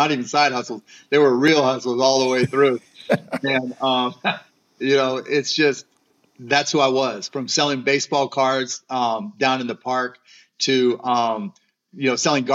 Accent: Pittsburgh, Pennsylvania, United States; growing up in Pittsburgh

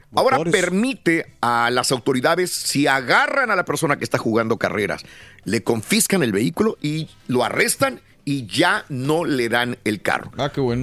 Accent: Mexico

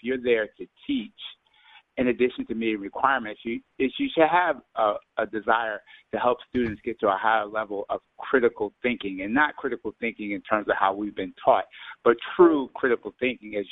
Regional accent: Mount Vernon, New York, United States; I'm from Mount Vernon

